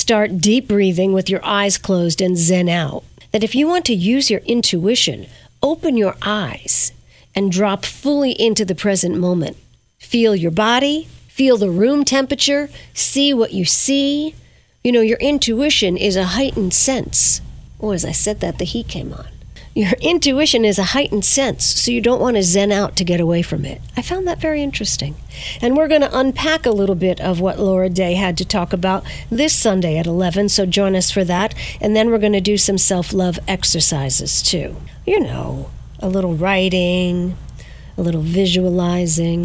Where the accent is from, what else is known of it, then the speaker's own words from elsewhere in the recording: Verplanck, New York, United States; my hometown of Verplank.